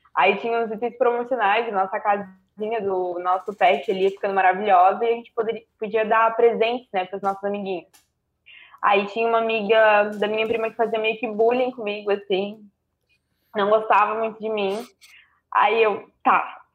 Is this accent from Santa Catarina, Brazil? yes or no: yes; Itajaí, Santa Catarina, Brazil; Itajaí, Santa Catarina